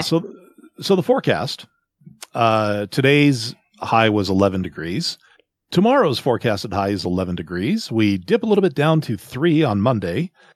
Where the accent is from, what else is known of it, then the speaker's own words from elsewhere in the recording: Canada; also born or lived in Southern Alberta; I'm, I'm Canadian